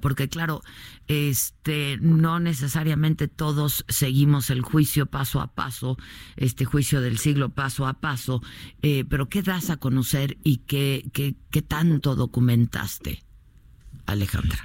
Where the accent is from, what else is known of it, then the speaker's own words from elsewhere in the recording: Mexico; como lectores y como mexicanos